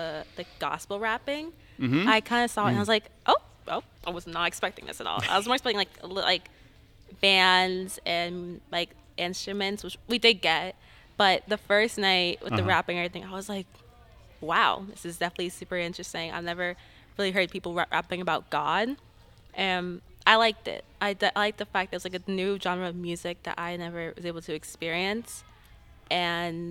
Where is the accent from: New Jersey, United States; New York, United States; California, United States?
New York, United States; Long Island; I'm from Long Island, New York